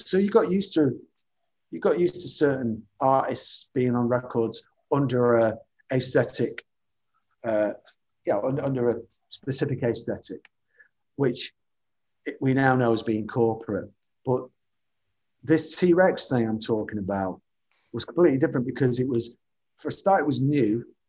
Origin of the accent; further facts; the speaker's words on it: the Northwest, North West England, United Kingdom; as a child growing up in the Northwest, the TV uh, Granada logo was something that I watched, saw every day of my life